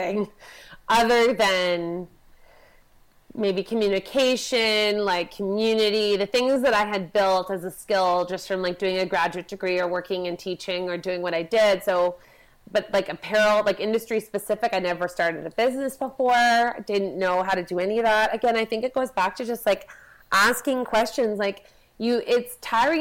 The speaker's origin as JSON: {"language": "English", "town": "Vancouver", "region": "British Columbia", "country": "Canada", "said": "I come from Vancouver."}